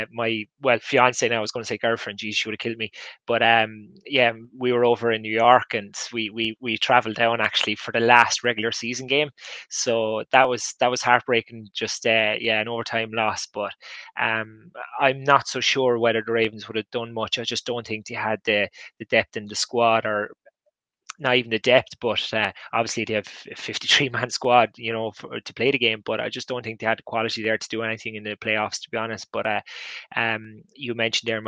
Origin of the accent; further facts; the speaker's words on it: Ireland; you're an Irish NFL fan